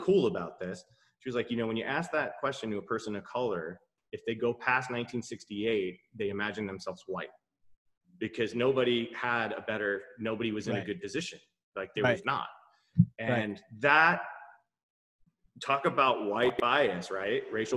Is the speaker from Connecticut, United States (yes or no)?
no; New York, United States; as a New Yorker